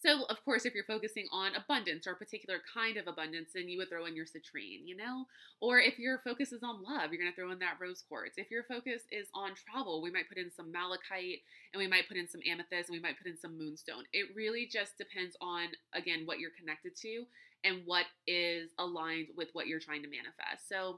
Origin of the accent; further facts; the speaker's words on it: Louisiana, United States; All right, so I'm from Louisiana, right? And we have an abundance of Spanish moss. It's everywhere.